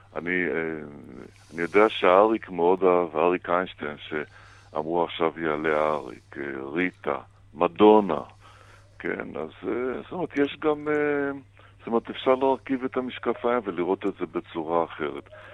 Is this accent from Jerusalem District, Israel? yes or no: no; Holon, Tel Aviv District, Israel; also born or lived in Baghdad; בתקופת הילדות שלי בארץ, במעברה על גבול חולום בת ים